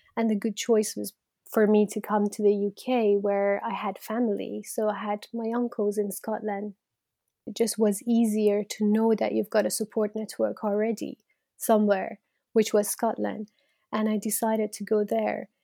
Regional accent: Iran; moved away as an adult; now in United Kingdom; I'm from Iran, and I was born into Iran in the eighties

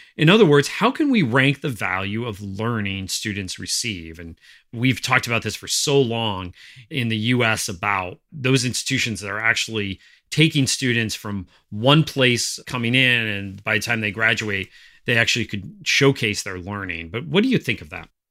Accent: northeastern Pennsylvania, United States; my hometown in northeastern Pennsylvania

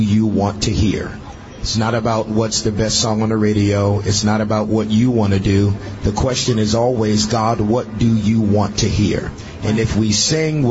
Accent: New York City, New York, United States; growing up in Brooklyn, I grew up in the crack era

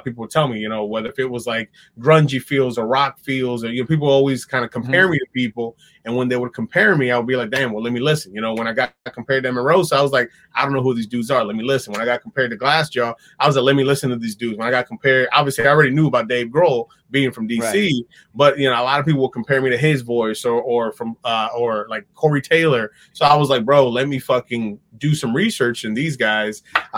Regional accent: Dominican Republic; also born or lived in New York; even though I was born in New York and had like all this shifting and moving around, I started setting my roots when I was in Dominican Republic.

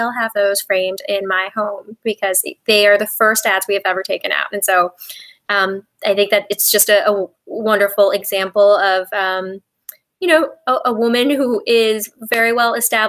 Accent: Paris, Île-de-France, France; born there; So I was born in Paris, France. And then I actually spent most of my childhood abroad.

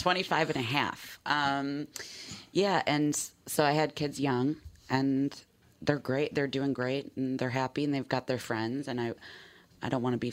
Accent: Villa Park, Illinois, United States; I just moved to an area by O'Hare Airport, so just a few towns over. I grew up in Villa Park.

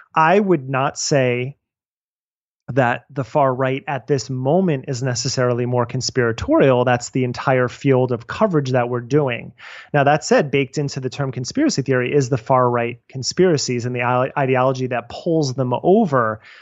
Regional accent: New Jersey, United States; I'm from New Jersey

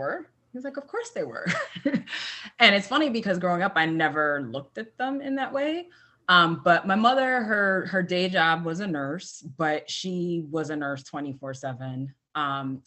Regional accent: New York City, New York, United States; I grew up in the Bronx in New York City, and I am a first generation American

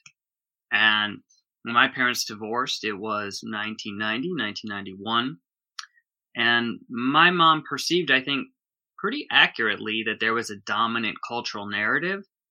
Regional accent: Minneapolis suburb, Minnesota, United States; moved away as an adult; now in Los Angeles, United States; I grew up in Minnesota

